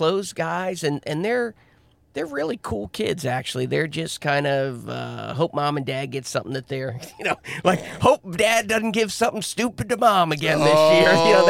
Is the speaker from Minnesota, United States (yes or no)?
no; Massachusetts, United States; also born or lived in McLean, Virginia; And then Massachusetts from 10 to 30.